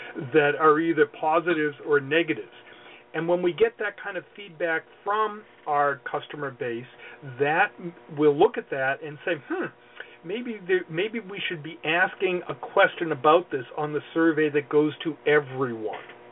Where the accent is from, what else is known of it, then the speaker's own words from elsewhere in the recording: Boston, Massachusetts, United States; I'm from Boston, I got to say it right